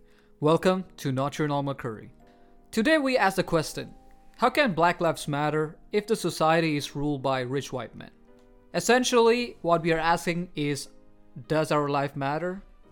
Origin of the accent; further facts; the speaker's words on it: India; moved away as an adult; now in Quebec, Canada; I was born in India, and I only came to Canada when I was 21 years old. Right now, I'm still in my 20s, and I'm trying to integrate to the Quebec society as an immigrant, as a working class man